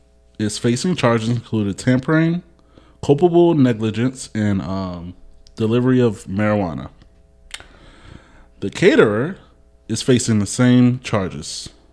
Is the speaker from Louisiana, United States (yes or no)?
yes; Louisiana, United States; I mean, I came from Louisiana. They have a lot of white owned restaurants.